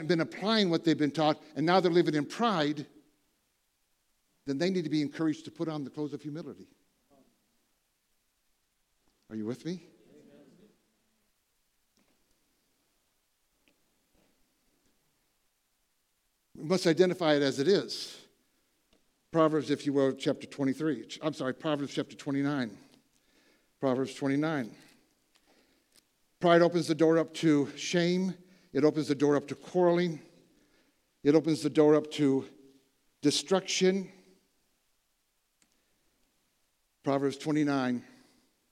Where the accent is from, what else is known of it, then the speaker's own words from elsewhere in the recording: Michigan, Ohio, Midwest, United States; moved away; I grew up in Michigan, Ohio, you know, all my relatives farmers